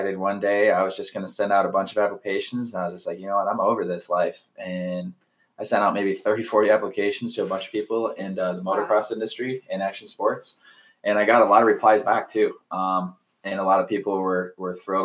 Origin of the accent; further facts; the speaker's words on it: Metamora, Michigan, United States; now in Lake Elsinore, United States; I'm from Metamora, Michigan, and I currently reside now in Lake Elsinore, California.